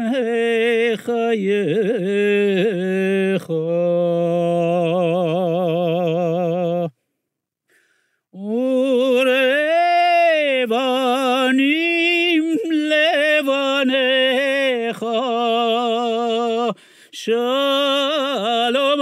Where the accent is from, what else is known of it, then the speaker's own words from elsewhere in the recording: Iran; moved away; I grew up in Iran